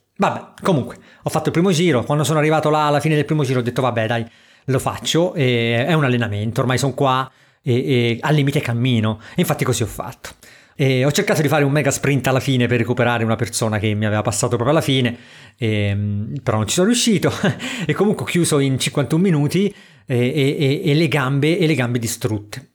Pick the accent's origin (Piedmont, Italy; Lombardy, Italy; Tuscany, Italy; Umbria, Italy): Tuscany, Italy; Porto Ercole area; a Porto Ercole dalle mie parti